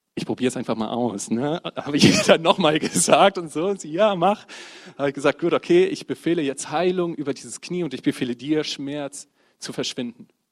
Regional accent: Bremen, Germany; now in Oldenburg, Germany; komme aus dem wunderschönen Oldenburg, gebürtiger Bremer

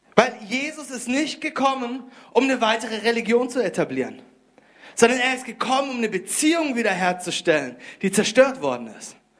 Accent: Konstanz, Baden-Württemberg, Germany; moved away; Ich komme ursprünglich aus Konstanz. Dort habe ich Deutsch gelernt

